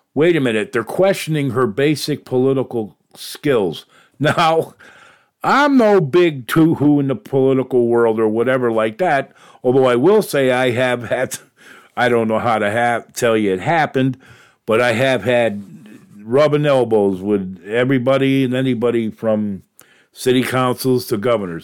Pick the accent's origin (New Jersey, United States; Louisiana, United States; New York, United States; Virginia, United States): New York, United States; moved away; in my neck of the woods there where I grew up in New York